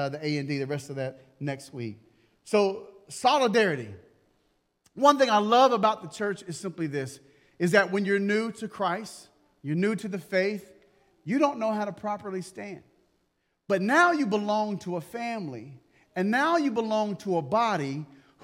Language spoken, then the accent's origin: English; United States; I'm American